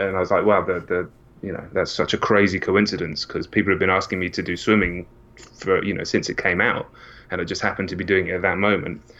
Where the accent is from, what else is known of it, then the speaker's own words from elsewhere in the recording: England, United Kingdom; I'm not from America as well.